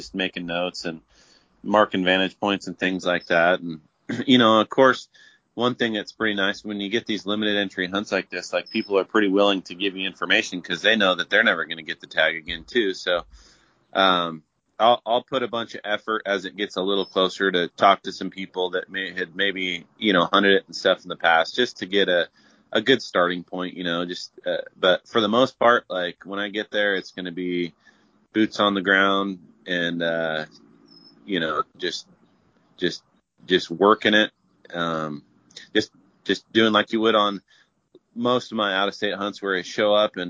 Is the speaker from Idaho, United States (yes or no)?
yes; Idaho, United States; I'm from Idaho here.